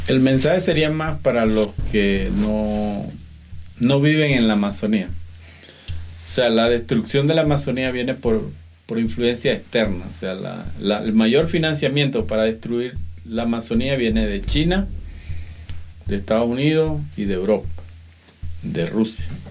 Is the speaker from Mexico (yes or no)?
no; Venezuela; moved away as an adult; now in Cuenca, Ecuador